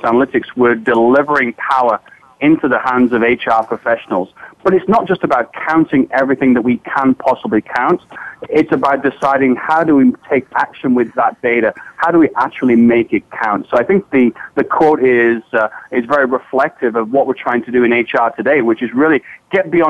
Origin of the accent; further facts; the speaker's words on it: England, United Kingdom; moved away as an adult; also born or lived in Virginia, United States; now in Ann Arbor, United States; I was born and raised in England, went to university there, but I came to the United States to grad school